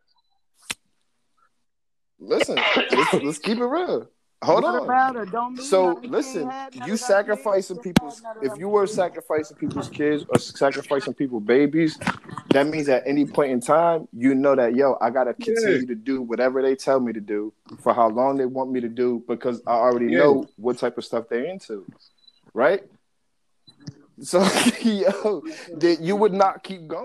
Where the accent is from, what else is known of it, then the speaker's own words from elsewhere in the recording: Perth Amboy, New Jersey, United States; moved away; I'm from Perth Amboy originally